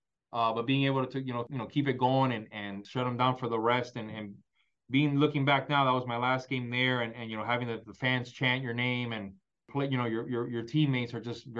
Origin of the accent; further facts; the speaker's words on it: Miami, Florida, United States; I was growing up in Miami